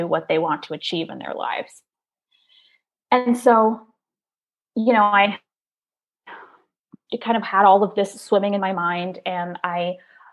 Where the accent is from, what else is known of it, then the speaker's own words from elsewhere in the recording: Maryland, United States; I grew up in Maryland